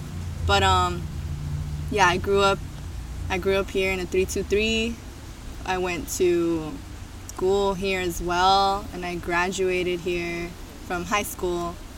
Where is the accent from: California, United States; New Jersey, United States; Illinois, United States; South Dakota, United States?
California, United States; Los Angeles; I was born here in LA, to be more specific, in the 323 area code.